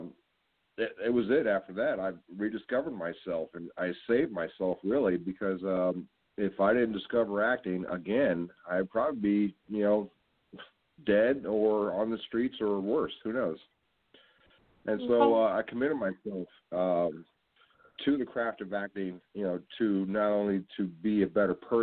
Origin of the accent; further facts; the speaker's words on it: San Francisco, California, United States; moved away as an adult; also born or lived in Georgia; now in Los Angeles, United States; I grew up in the Mission District in San Francisco